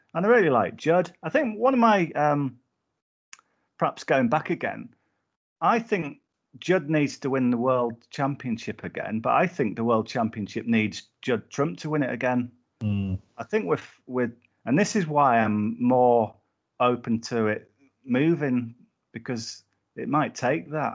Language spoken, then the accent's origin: English; Whitehaven, North West England, United Kingdom; I grew up in Whitehaven, um, in Cumbria